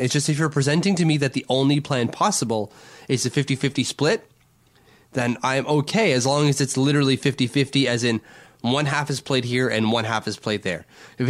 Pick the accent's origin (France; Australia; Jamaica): France; accent: French; English is a second language; And like my French accent, do I have to say it that way?